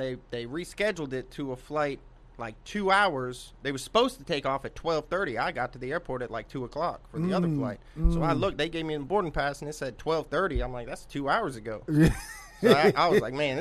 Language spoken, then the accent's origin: English; Palm Harbor, Florida, United States; moved away as an adult; also born or lived in Sunrise, Florida; now in Knoxville, United States; When I was like 3 or 4 years old, my family and I moved to Palm Harbor, Florida, which is like a suburb of Tampa. And I grew up there until I was about 25, and then I moved to Knoxville.